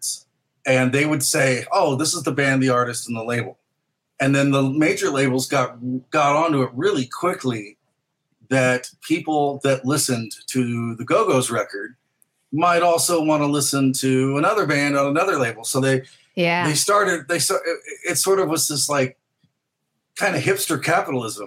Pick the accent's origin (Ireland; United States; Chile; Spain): United States; St. Louis, Missouri; growing up in St. Louis, we would go to Chicago a lot because it was close.